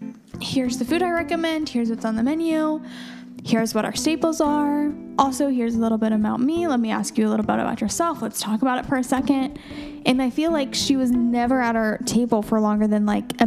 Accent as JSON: {"language": "English", "region": "New Jersey", "country": "United States", "tie": "born or raised there", "said": "So my mom's family is kind of from that northeastern beach town feel. So, like, I was born in New Jersey. They're from New Jersey, New York, like that kind of area, that kind of scene."}